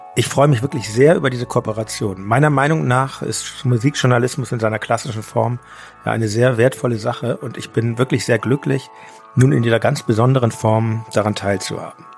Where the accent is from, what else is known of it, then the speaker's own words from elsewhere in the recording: Hamburg, Germany; now in Berlin, Germany; meiner alten Heimat Hamburg